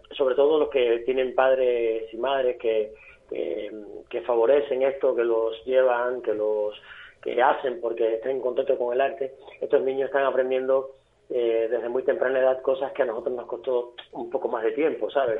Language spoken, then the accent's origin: Spanish; Villa Clara, Cuba; moved away as an adult; also born or lived in Havana; now in Spain; Yo soy de Santa Clara, bodea de del centro de la isla, de un pueblito al lado de Santa Clara